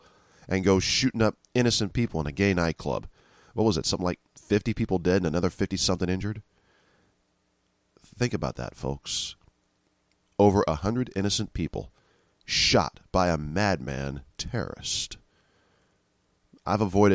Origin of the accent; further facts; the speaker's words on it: San Francisco, California, United States; I'm from San Francisco